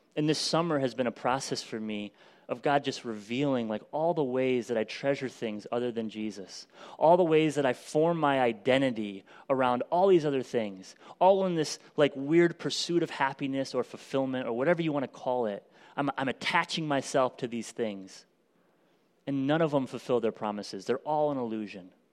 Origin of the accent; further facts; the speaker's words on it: United States; American Christians who live in extreme